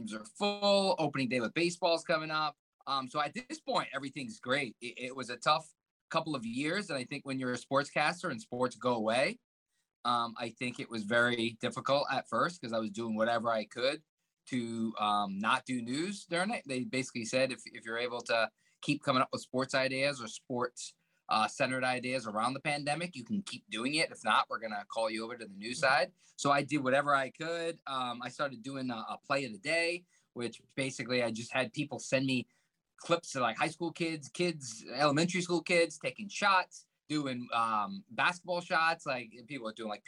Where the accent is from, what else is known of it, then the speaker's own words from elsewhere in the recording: Rhode Island, United States; also born or lived in Cumberland, Rhode Island; I grew up in Rhode Island